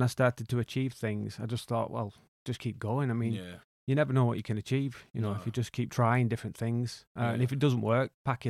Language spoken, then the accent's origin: English; Wigan, North West England, United Kingdom; Well, I grew up in Wigan, working class background.